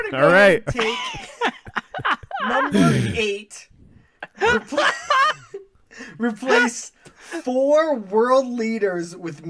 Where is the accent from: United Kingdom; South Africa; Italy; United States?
United States; We're American.